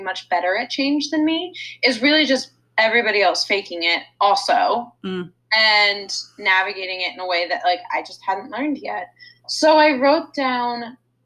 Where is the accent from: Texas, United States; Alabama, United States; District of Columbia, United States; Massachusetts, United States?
District of Columbia, United States; D.C.; moved away as an adult; now in Los Angeles, United States; I grew up outside Washington, D.C.